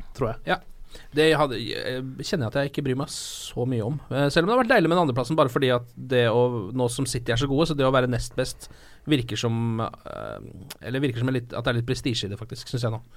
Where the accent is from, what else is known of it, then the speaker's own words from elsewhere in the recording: Norway; som nordmann, sånn som jeg er